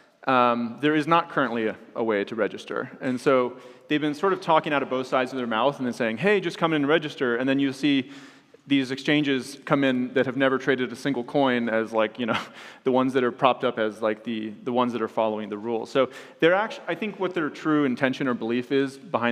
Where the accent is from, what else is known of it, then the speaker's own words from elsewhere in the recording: United States; I'm an American